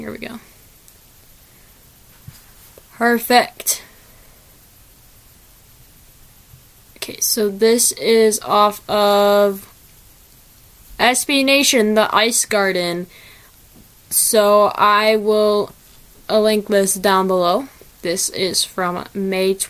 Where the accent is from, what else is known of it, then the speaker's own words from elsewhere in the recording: Midwest, United States; I am from the Midwest